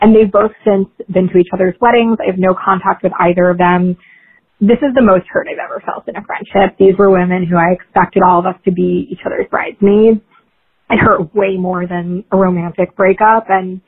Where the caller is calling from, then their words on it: New York, United States; I'm calling from New York